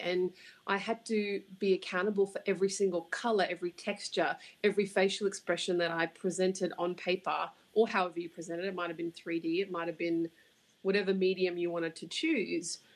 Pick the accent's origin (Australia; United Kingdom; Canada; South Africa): Australia; accent: Australian; moved away as an adult; now in New York City, United States; judging by the accent, you can tell I'm from Australia.